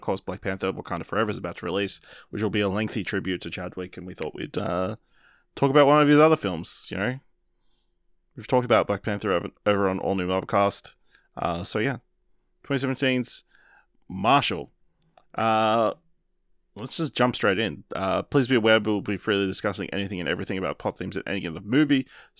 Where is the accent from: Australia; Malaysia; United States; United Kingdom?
Australia; We're Australian.